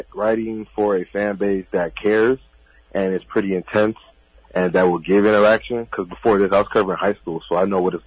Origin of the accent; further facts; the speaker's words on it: Miami, Florida, United States; I am from Miami, Florida